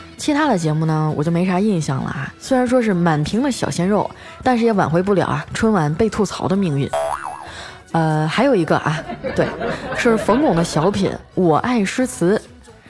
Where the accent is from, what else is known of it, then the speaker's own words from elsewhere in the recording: Northeast China, China; 我也是东北人儿啊